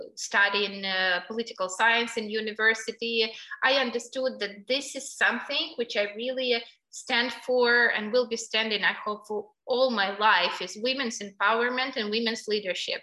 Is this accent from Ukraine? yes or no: yes; Kyiv, Ukraine; I'm from Kiev and I really love my city